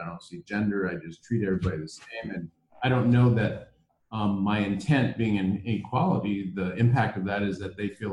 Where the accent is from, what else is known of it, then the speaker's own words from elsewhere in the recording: Iowa, United States; moved away as an adult; also born or lived in Minnesota / Washington, D.C. / South Africa; I grew up in the Midwest. I grew up in Iowa